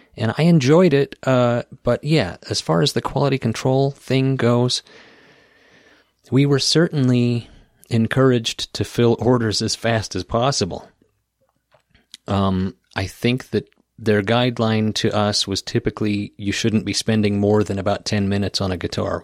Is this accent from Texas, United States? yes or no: no; Idaho Falls, Idaho, United States; there was one in my hometown of Idaho Falls, Idaho